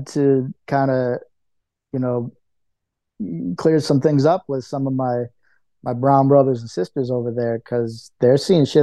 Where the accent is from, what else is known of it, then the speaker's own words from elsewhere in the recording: St. Paul, Minnesota, United States; my hometown in St. Paul